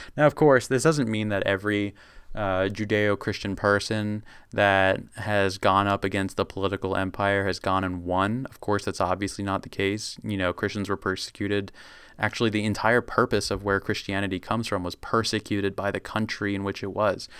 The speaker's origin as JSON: {"language": "English", "country": "United States", "said": "being American"}